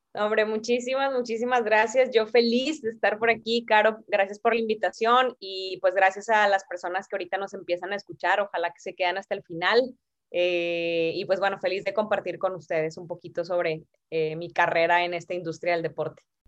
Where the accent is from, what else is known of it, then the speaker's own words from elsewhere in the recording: Ciudad Victoria, Tamaulipas, Mexico; empecé a ir a jugar en Ciudad Victoria, porque yo soy de allá, de Tamaulipas